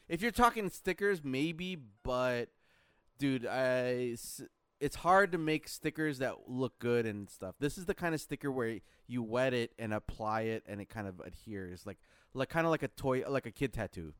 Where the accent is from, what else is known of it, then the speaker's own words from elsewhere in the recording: Philippines; moved away; my home country, the Philippines